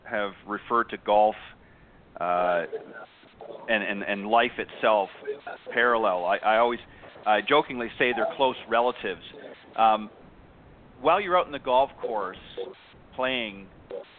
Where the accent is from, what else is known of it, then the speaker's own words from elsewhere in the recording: Burlington, Ontario, Canada; actually from Burlington, which is just a little bit further in from the border